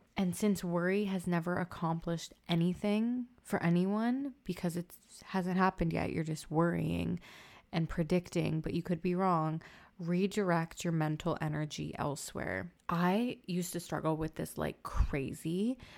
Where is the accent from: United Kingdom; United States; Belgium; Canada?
Canada; Toronto, Ontario; I'm from Toronto